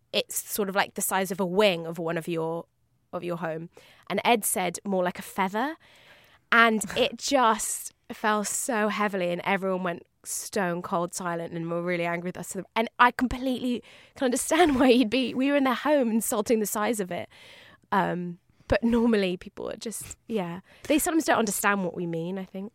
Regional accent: London, United Kingdom; I'm a Londoner

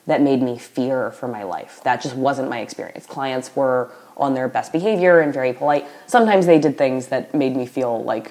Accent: the South, United States; moved away; But I was raised in the South with teachers

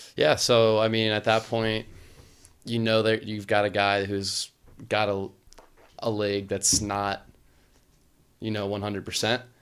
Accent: Louisiana, United States; growing up in the Southeast

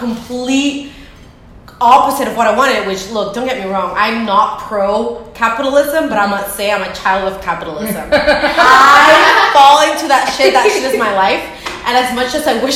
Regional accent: Guatemala; moved away as an adult; I grew up in Guatemala my whole life. I didn't leave until after graduating high school.

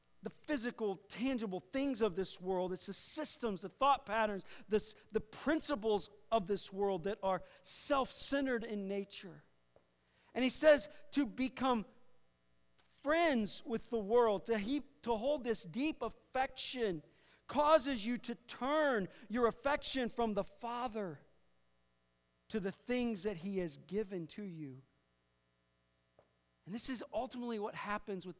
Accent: Iowa, United States; I'm from Iowa, man. Every other station's country

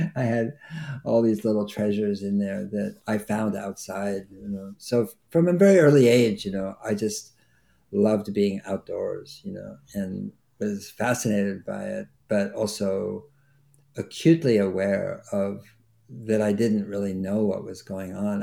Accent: Berkeley, California, United States; I grew up in Berkeley, California, which is a university town

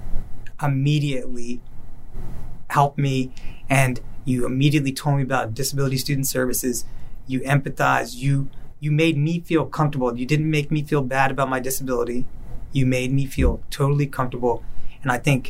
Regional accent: Cary, North Carolina, United States; moved away; also born or lived in Washington, District of Columbia, United States; was living in my hometown of Cary, North Carolina, the same place I ran away from 13 years earlier

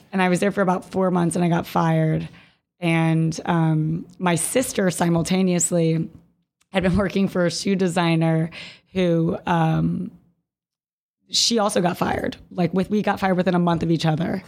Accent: Jacksonville, Florida, United States; I'm originally from Jacksonville, Florida

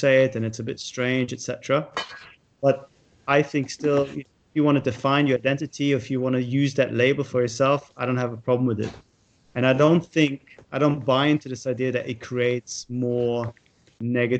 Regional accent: Munich, Bavaria, Germany; now in United Kingdom; I grew up in Munich, in a Jewish community

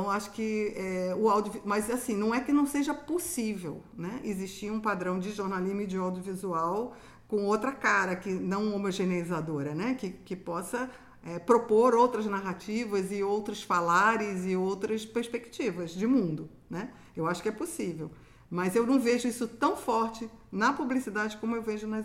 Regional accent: Rio de Janeiro, Brazil; moved away; É, eu me lembro que quando eu cheguei aqui, né, vim do Rio de Janeiro, eu, não, eu, eu, não conseguia distinguir os sotaques.

